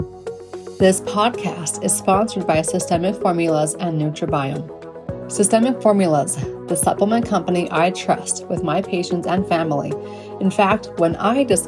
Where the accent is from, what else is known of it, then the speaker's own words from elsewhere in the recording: United States; I'm English. I am American.